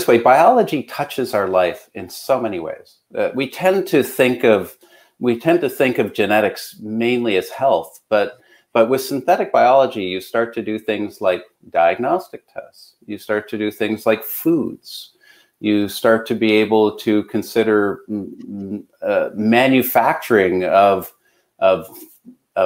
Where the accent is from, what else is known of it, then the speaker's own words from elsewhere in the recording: Canada; I'm Canadian